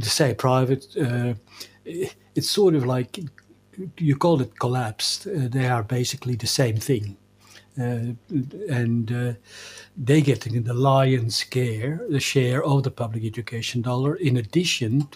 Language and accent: English; Belgium; moved away; I grew up in Belgium